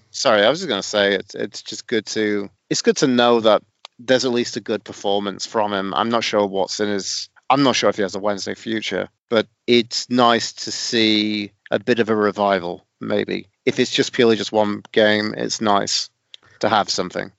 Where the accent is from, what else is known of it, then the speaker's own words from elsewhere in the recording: Sheffield, Yorkshire and the Humber, United Kingdom; on the kind of south end of Sheffield where I grew up around Suits